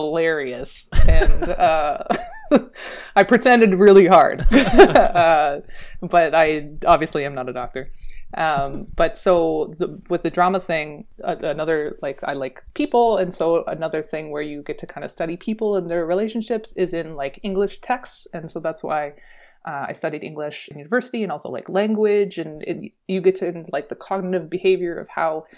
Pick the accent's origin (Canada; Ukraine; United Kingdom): Canada; Niagara region, Ontario; I grew up in the Niagara region, like the Canadian side